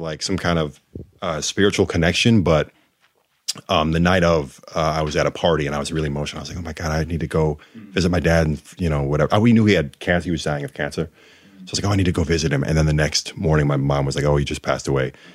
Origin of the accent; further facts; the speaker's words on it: Rochester, New York, United States; we grew up in Rochester